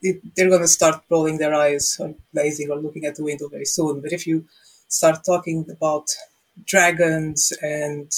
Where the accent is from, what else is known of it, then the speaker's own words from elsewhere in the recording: Portugal; now in Ireland; growing up in Portugal, fairy tales, Contos de Fadas, our idea of what a fairy is very different than what the fairy is here in Ireland